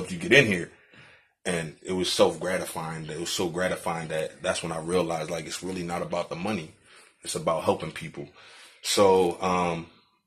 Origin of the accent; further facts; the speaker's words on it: Philadelphia, Pennsylvania, United States; also born or lived in Virginia; born and raised in Philadelphia